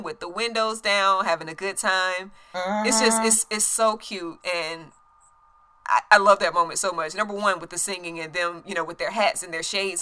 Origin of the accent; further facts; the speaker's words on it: a small town in North Carolina, United States; I'm from a small town in North Carolina